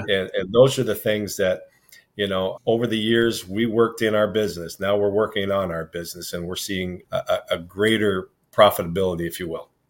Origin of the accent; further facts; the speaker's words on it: Sioux City, Iowa, United States; now in Midland, Michigan, United States; born and raised in Sioux City, Iowa.